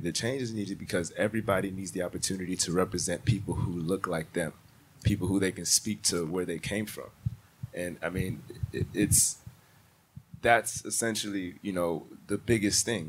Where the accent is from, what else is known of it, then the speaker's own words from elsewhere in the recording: Houston, Texas, United States; also born or lived in Nigeria; I'm originally from Houston, Texas. I'm Nigerian.